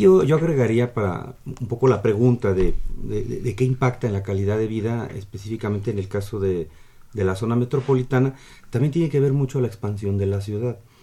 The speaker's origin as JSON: {"language": "Spanish", "country": "Mexico", "said": "nosotros como mexicanos"}